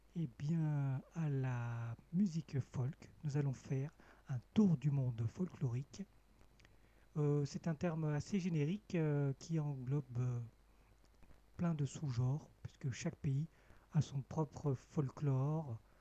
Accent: Cambodia; moved away; mon pays natal, le Cambodge

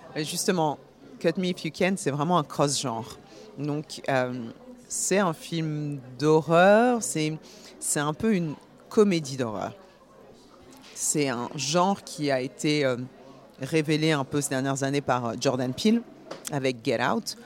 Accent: Paris, Île-de-France, France; now in New York, United States; je, vis à New York, mais je suis née à Paris. Je suis d'origine guinéenne et bourguignonne.

